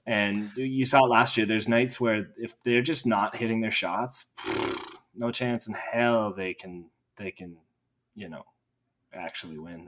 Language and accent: English; Edmonton, Alberta, Canada; in my hometown